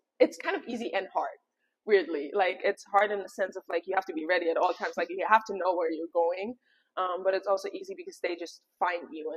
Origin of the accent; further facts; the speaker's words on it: Germany; accent: German; English is a second language; now in New York, United States; my German accent comes out